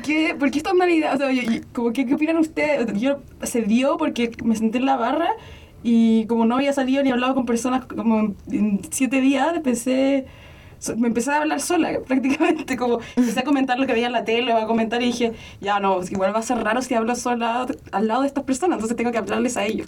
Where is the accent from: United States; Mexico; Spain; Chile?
Chile; soy de Chile